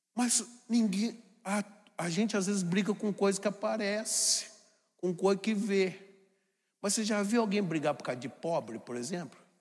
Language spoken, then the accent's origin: Portuguese; Jacareí, São Paulo, Brazil; sou de Jacareí, uma cidade muito grande do Vale do Paraíba